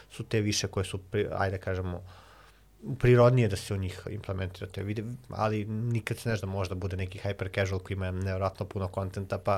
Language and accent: Croatian; Alibunar, Vojvodina, Serbia; moved away as an adult; also born or lived in Belgrade / Novi Sad; Ja sam se vratio kod mojih roditelja u Alibunaru, dakle sam rodom iz Alibunara